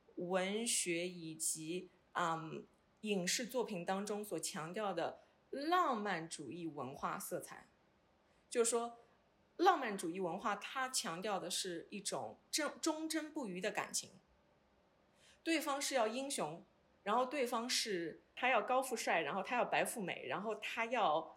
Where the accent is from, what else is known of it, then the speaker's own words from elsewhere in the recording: Hangzhou, Zhejiang, China; moved away as an adult; now in Edmonton, Canada; 我的家乡杭州